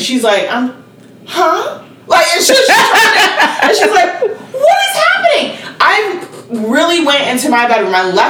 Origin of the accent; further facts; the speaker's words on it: Tanzania; Because I was from Tanzania.